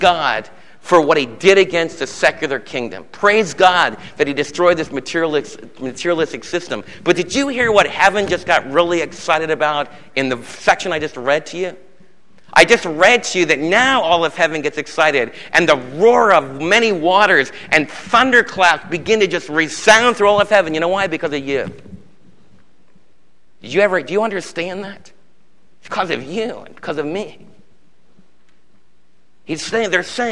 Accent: United States; I'm an American

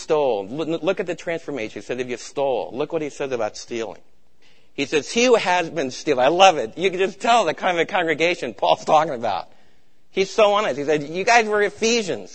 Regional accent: New York, United States; moved away; also born or lived in East Coast; I'm from New York

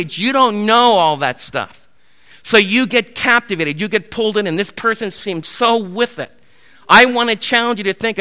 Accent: East Coast, United States; I was raised in the East Coast

